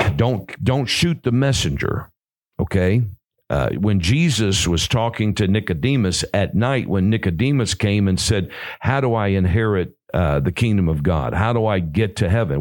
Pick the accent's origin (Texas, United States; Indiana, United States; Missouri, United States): Missouri, United States; St. Louis; moved away; also born or lived in California; I'm from St. Louis